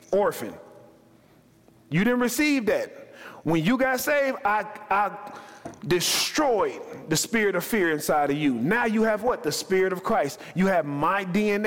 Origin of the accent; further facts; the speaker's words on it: Chicago, Illinois, United States; I'm from Chicago